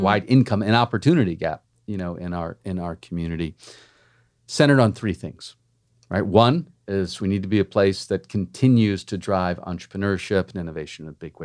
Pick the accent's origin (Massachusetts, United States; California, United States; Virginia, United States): Massachusetts, United States; Cambridge; moved away as an adult; now in Miami, United States; I actually grew up in a town next to Boston in, uh, Cambridge, Mass